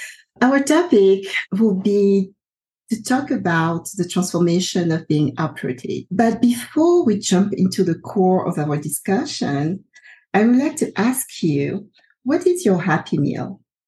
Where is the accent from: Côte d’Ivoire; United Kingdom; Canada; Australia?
Côte d’Ivoire; I'm originally from the Ivory Coast, and I've been uprooted several times throughout my life.